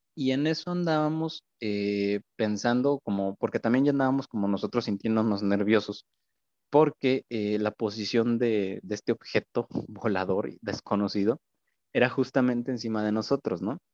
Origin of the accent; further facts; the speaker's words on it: Viborillas, Querétaro, Mexico; yo soy de un pueblito aquí en, en Colón, se llama Viborillas